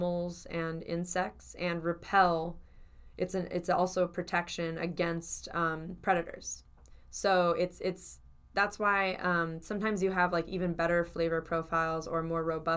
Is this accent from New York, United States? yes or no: no; Cleveland, Ohio, United States; I'm from Cleveland